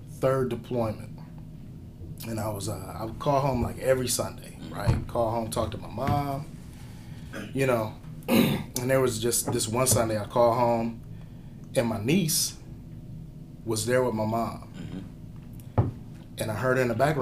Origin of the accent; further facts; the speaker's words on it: Cleveland, Ohio, United States; moved away; I was born and raised in Cleveland